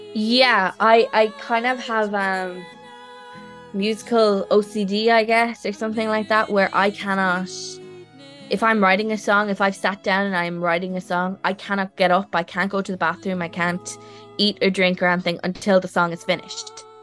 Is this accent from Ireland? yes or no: yes; Ireland; I'm an Irish person